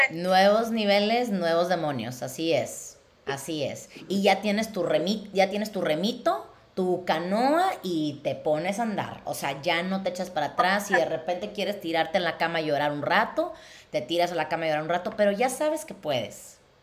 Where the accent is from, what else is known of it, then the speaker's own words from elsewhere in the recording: Mexico; moved away; si yo me hubiera quedado en México, en la ciudad de donde soy